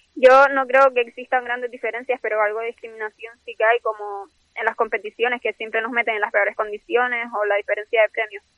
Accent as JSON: {"language": "Spanish", "region": "Canary Islands", "country": "Spain", "said": "siendo de Canarias"}